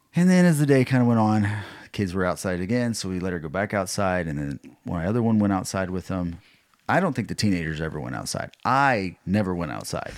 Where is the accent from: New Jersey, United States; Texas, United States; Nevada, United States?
Texas, United States; I'm from Texas